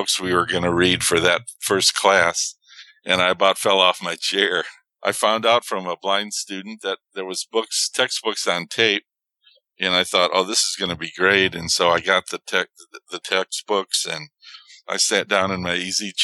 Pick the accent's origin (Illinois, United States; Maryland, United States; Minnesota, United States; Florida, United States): Illinois, United States; Chicago; moved away as an adult; also born or lived in Tucson; Coming back to Chicago, in my hometown